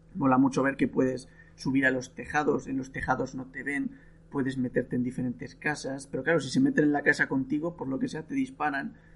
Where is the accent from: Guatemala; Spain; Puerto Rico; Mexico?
Spain; now in Italy; yo soy español, el país donde mejor se come del mundo, y vivo en Italia